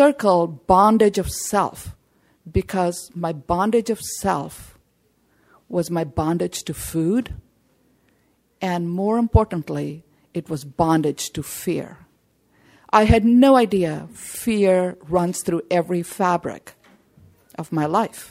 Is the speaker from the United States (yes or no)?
no; India; I come from India